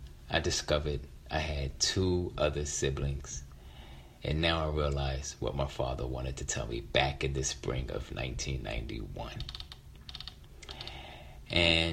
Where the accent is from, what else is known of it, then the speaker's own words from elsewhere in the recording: Philadelphia, Pennsylvania, United States; my youngest sister, Treva, with whom I grew up in, who I grew up with in West Philadelphia